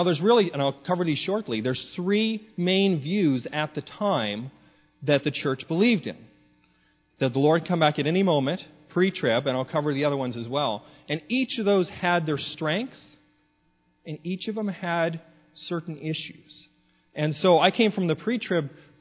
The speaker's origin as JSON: {"language": "English", "country": "Canada", "tie": "born or raised there", "moved": "yes", "said": "I grew up in the Pentecostal Assemblies of Canada, up in Canada"}